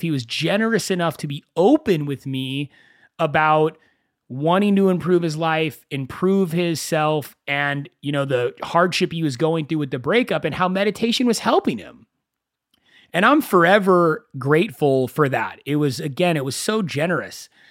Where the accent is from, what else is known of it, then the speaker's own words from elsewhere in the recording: Agoura Hills, California, United States; I grew up in Agora Hills. It's about forty-five minutes to an hour away from Los Angeles